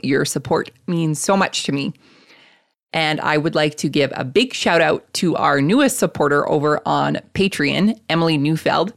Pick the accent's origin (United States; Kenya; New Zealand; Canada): Canada; Lethbridge, Alberta; I grew up in Lethbridge, Alberta